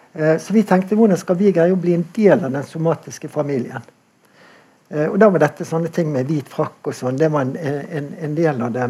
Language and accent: Norwegian; Bergen, Vestland, Norway; Jeg er jo bergenser